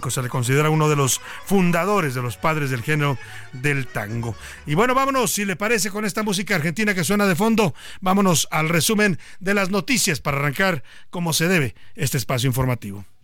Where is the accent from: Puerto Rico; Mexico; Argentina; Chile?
Mexico; así somos los mexicanos